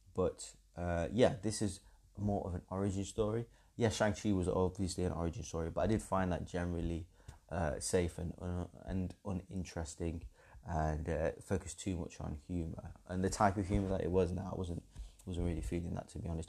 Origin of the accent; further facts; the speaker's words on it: England, United Kingdom; being English